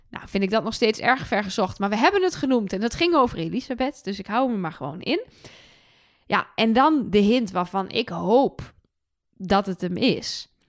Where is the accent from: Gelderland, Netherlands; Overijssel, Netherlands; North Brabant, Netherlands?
Overijssel, Netherlands; Twente; now in Utrecht, Netherlands; ik kom uit Twente, dus ik zeg Kinepolis.